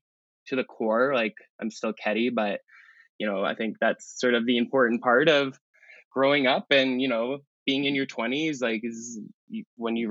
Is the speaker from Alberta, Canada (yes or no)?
yes; Calgary, Alberta, Canada; I'm from Calgary, born and raised